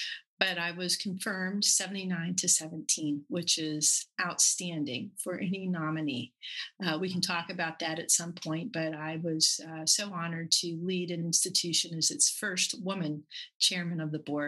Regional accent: Buckhannon, West Virginia, United States; moved away; I'm from Buchanan, West Virginia.

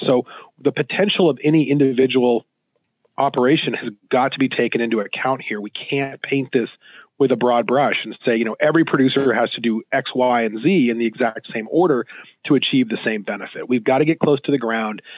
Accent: Southwest, United States; I'm from the Southwest

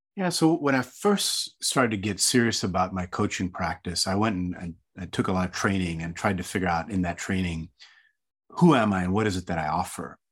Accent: Hong Kong; I grew up in an Indian family. So my, my mom and dad were from India, and I grew up in Hong Kong

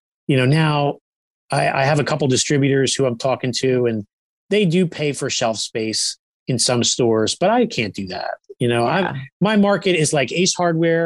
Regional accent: Long Branch, New Jersey, United States; now in New Egypt, United States; I grew up in Long Branch, which is next next to Red Bank

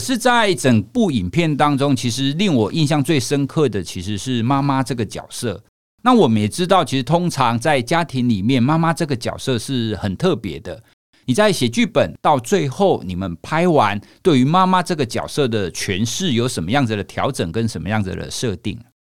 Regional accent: Taiwan; 我是在台湾土生土长的一个孩子

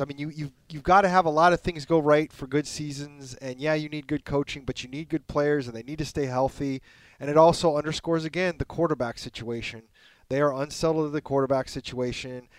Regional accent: Scottsdale, Arizona, United States; I grew up right around Scottsdale and Shea

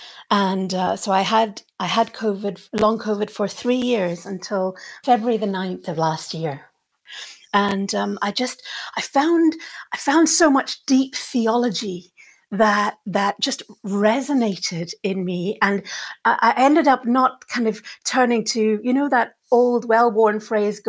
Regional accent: Cape Town, Western Cape, South Africa; also born or lived in Scotland; now in St Andrews, United Kingdom; I was brought up in Africa. So my dad was South African and my mum was from the island of Lewis

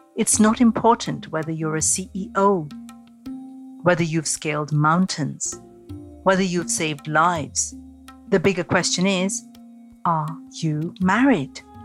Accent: India; As a young girl growing up in India, I was being trained for marriage from the time I was old enough to talk

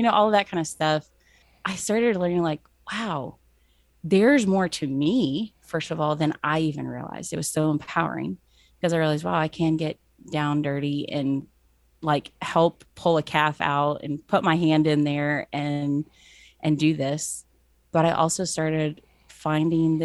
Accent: Cincinnati, Ohio, United States; moved away; growing up in Cincinnati at a Bible college

